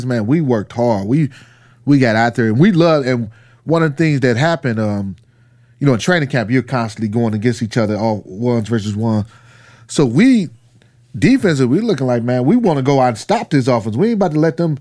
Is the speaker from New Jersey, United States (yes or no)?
no; Cleveland, Ohio, United States; I'm from Cleveland